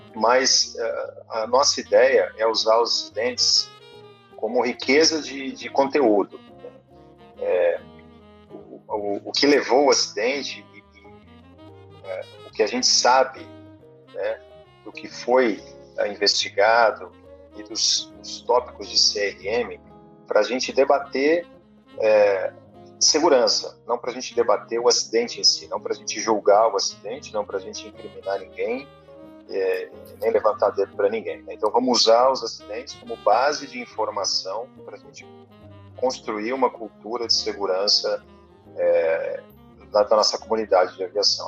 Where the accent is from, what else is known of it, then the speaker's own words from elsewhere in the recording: Barbacena, Minas Gerais, Brazil; quando era menino lá em Barbacena